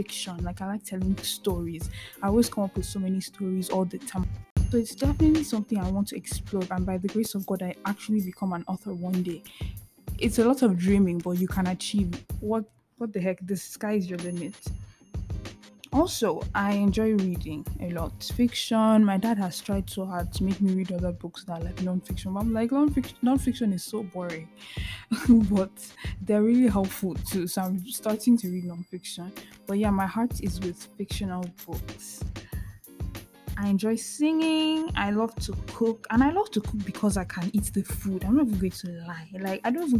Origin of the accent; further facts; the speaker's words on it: eastern Nigeria, Nigeria; moved away as an adult; So I'm from the eastern part of Nigeria. And I grew up in Nigeria till I was 18 before I moved to go to school